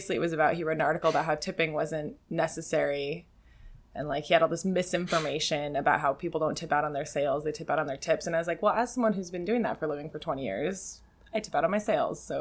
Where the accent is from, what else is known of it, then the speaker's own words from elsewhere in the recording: San Diego, California, United States; I am from San Diego. I'm a born and raised native third generation San Diegan.